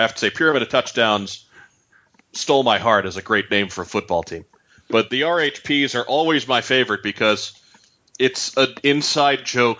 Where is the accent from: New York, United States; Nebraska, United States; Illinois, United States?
New York, United States; born or raised there; now in St. Louis, United States